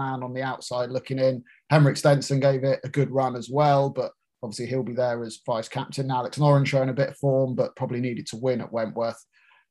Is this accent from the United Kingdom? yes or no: yes; United Kingdom; I'm British